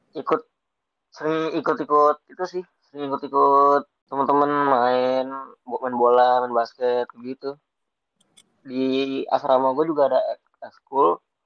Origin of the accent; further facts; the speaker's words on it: Bekasi, West Java, Indonesia; gue asal Bekasi, lebih tepatnya di Jatuh Itu perbatasan Bekasi sama Jakarta Timur